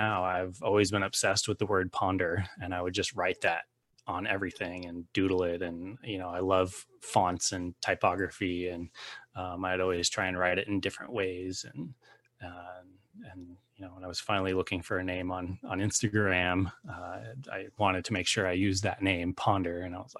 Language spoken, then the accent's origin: English; Littleton, Colorado, United States; moved away as an adult; also born or lived in Denver, Colorado; now in Los Angeles, United States; I currently live in Los Angeles, California, but I was born and raised in Denver, Colorado, a little sub area named Littleton. That's where I grew up.